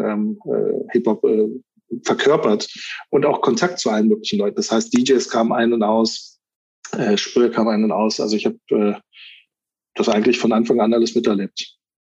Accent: Berlin, Germany; Ich bin in Spandau groß geworden

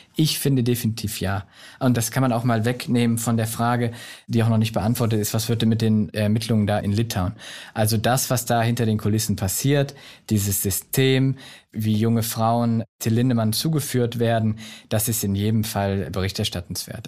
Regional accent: Solingen, North Rhine-Westphalia, Germany; Ich bin in Solingen aufgewachsen

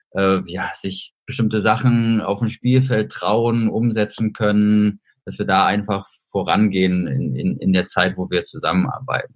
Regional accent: Hamburg, Germany; moved away as an adult; now in Saarbrücken, Germany; bin jetzt hier im Homeoffice in meiner Heimatstadt Hamburg

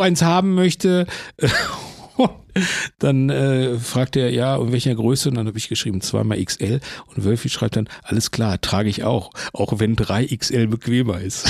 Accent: Herne, North Rhine-Westphalia, Germany; also born or lived in Bochum; ich bin Herne groß geworden und in Bochum dick

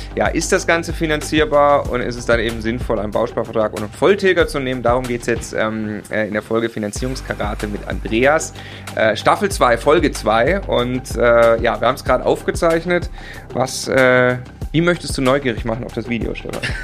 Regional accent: Munich, Bavaria, Germany; Wir kommen aus München.

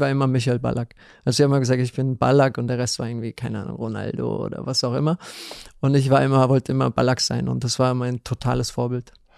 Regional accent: Ludwigshafen, Rhineland-Palatinate, Germany; ich bin in Ludwigshafen geboren, das ist in ja. Rheinland-Pfalz

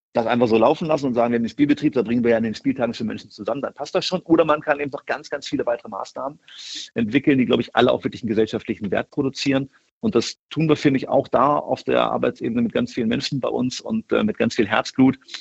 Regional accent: Hameln, Lower Saxony, Germany; also born or lived in Göttingen; now in Wolfsburg, Germany; ein Kind Niedersachsens bin, bin in Hameln aufgewachsen bei Hannover

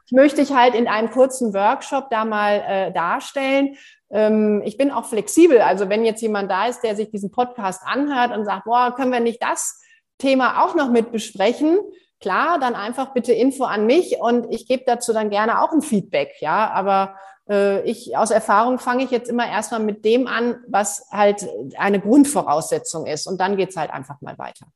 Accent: Germany; bei uns in Deutschland

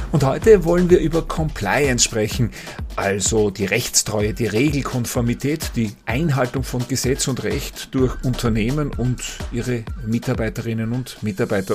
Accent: Austria

